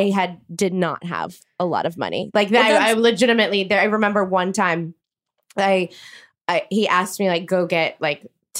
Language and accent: English; New Orleans, Louisiana, United States